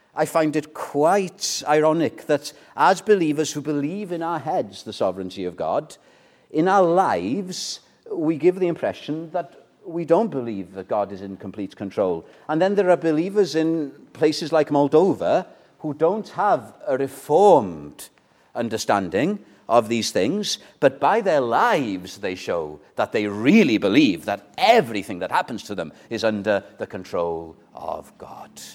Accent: Welsh, Wales, United Kingdom; I'm Welsh

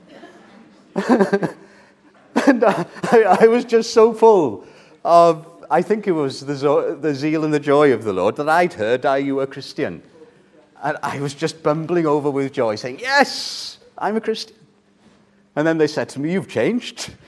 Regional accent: Wales, United Kingdom; I'm British, I'm Welsh. That's my identity

